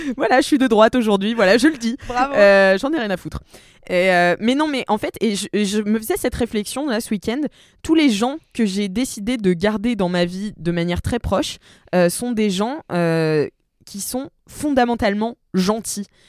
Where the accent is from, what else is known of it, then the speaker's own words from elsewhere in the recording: Nantes, Pays de la Loire, France; je viens de Nantes